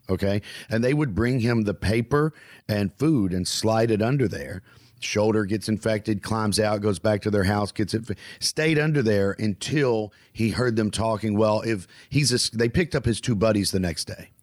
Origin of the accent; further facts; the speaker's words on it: the American South, United States; I'm a Southerner